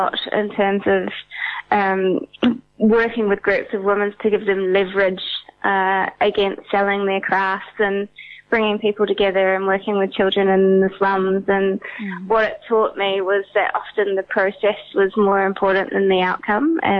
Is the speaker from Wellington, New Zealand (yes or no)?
no; Auckland, New Zealand; also born or lived in India; I'm from Auckland, New Zealand originally, but I am on a residency in Bangkok at the moment.